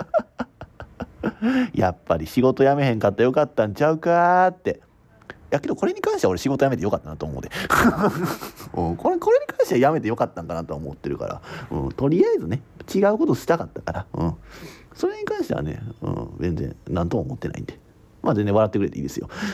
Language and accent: Japanese; Kansai, Japan; accent: Kansai-ben; 言葉をな、もうすごいなまってるしさ、関西弁、そう、なま、関西弁英語やったから俺